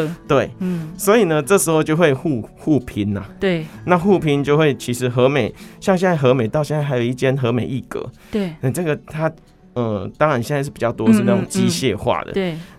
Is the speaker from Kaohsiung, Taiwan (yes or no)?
no; Hemei, Changhua County, Taiwan; moved away as an adult; now in Taichung, Taiwan; 来到沙鹿，然后接下来来到台中，嗯，做台中深耕那么久，嗯，可是，嗯，为什么会还是希望可以回头去看看我的故乡？